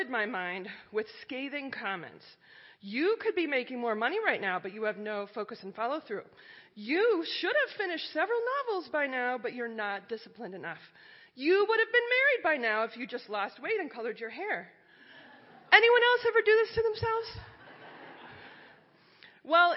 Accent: Iowa and Minnesota, Midwest, United States; I grew up in Iowa and Minnesota and went to a Methodist church

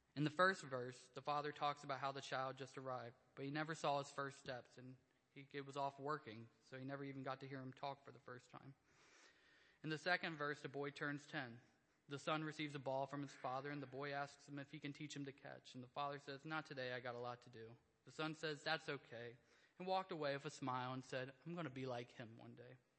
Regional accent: Indiana, United States; I grew up in Indiana. Rural life has a little less distractions

